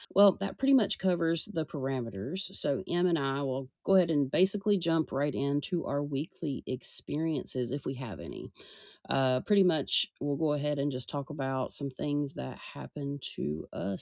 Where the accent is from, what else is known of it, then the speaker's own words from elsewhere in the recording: the South, United States; I'm from the South